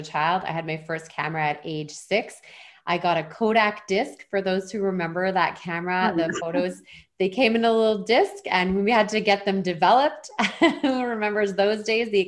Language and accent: English; Eastern Canada, Canada; moved away as an adult; now in Vancouver Island, Canada; I'm originally from Eastern Canada